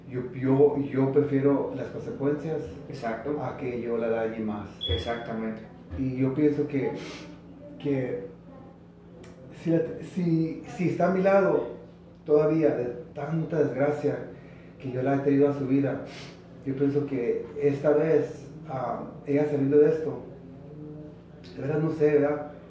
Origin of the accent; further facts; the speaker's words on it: California, United States; yo vengo de California